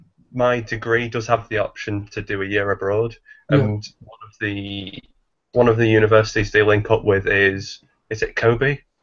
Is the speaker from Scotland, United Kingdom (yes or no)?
no; near Manchester, North West England, United Kingdom; I'm from England.